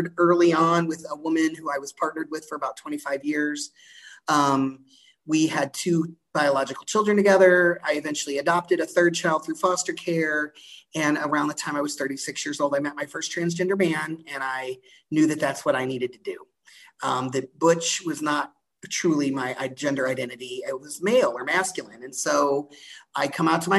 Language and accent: English; Galveston, Texas, United States; I was born in Galveston, Texas